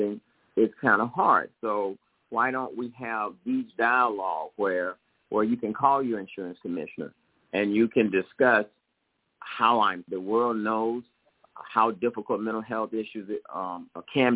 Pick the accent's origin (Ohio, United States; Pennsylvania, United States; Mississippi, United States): Mississippi, United States; now in Los Angeles, United States; I came from Mississippi. There was the absence of a mother and father as they had passed away, and my grandmother raised me.